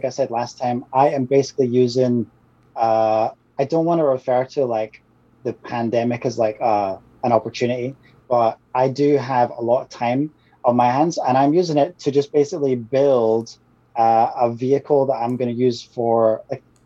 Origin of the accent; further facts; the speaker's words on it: Scotland, United Kingdom; it's where I'm from. I'm Scottish.